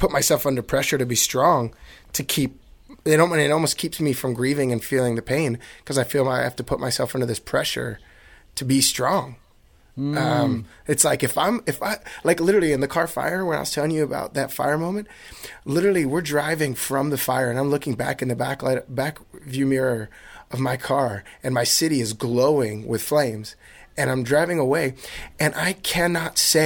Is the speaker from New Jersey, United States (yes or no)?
yes; New Jersey, United States; now in California, United States; growing up in New Jersey